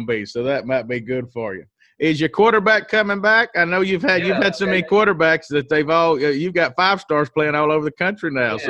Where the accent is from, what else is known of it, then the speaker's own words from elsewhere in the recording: Waynesboro, Mississippi, United States; I'm actually from Waynesboro, Mississippi